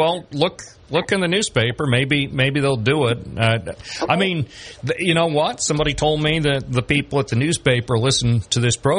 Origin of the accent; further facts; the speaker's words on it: Binghamton, New York, United States; I was born in Binghamton and I love everything about Binghamton.